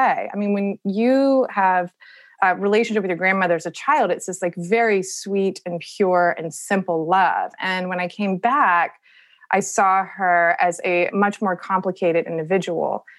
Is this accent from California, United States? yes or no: no; Charleston, South Carolina, United States; it's based in Charleston, which is my hometown